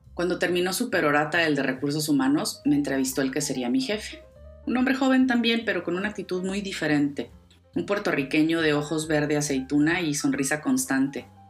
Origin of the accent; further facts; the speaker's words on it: Ciudad Juárez, Chihuahua, Mexico; Yo crecí en Ciudad Juárez, en México